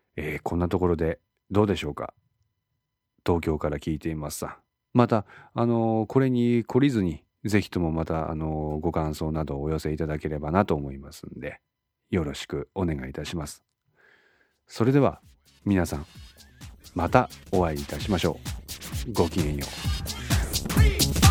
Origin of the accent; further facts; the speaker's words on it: Ishikawa, Japan; 私は石川県に在住しております。生まれも育ちも石川県でございます。